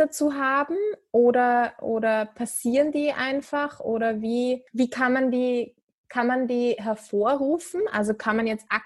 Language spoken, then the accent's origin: German; Switzerland; ich bin ja, Schweizerin.